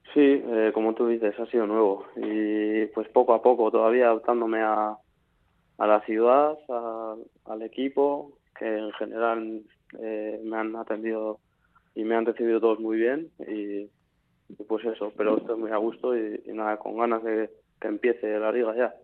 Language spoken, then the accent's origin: Spanish; San Sebastián, Basque Country, Spain; soy de San Sebastián